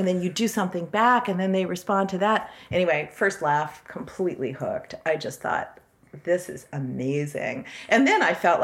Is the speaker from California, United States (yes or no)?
yes; Bakersfield, California, United States; moved away; I was born in Bakersfield too